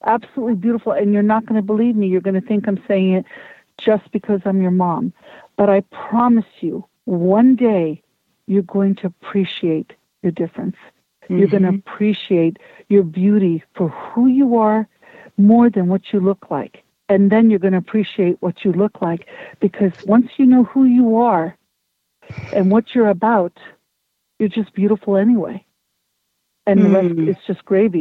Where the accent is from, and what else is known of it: United States; born or raised there